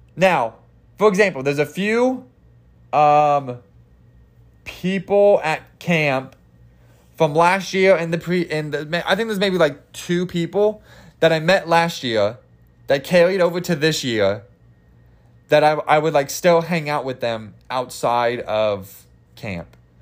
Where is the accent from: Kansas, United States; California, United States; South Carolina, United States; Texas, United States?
Kansas, United States; I'm country. I'm, I'm, I'm from Kansas